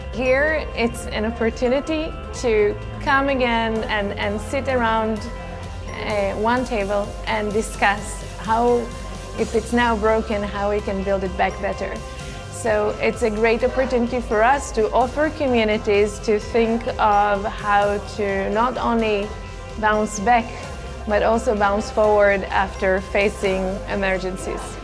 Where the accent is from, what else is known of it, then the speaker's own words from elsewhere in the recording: Taiwan; I'm actually from Taiwan